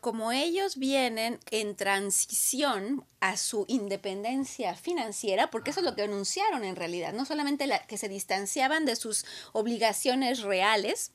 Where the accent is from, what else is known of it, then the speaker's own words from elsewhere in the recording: Aguascalientes, Mexico; now in Canada; la región donde yo crecí, en Aguascalientes, en México, que está en el centro de la República